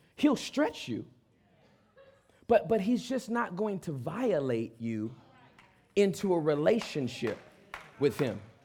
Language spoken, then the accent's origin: English; Los Angeles, California, United States; I'm from Southern California. I'm from